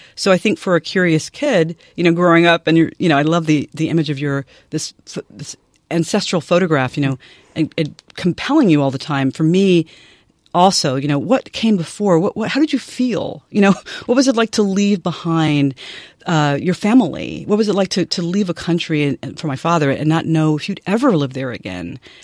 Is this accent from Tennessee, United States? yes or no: yes; Nashville, Tennessee, United States; moved away; I grew up in Nashville, Tennessee